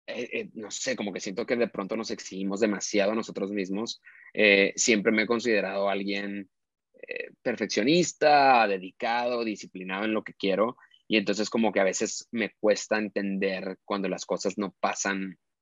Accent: Monterrey, Nuevo León, Mexico; crecí en Monterrey, en una familia de cinco personas

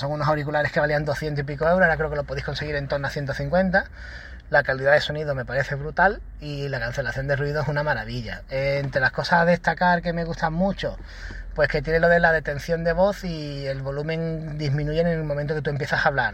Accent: Málaga, Andalusia, Spain; yo soy de Málaga

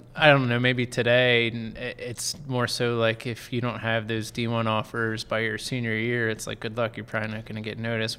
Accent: Penn Manor, Pennsylvania, United States; I grew up in Penn Manor

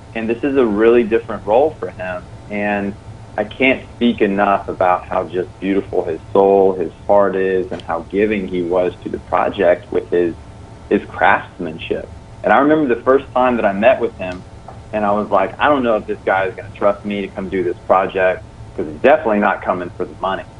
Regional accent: South Carolina, United States; I grew up in the South, in South Carolina

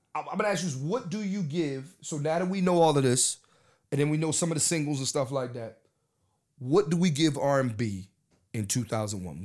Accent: Philadelphia, Pennsylvania, United States; I'm from Philadelphia

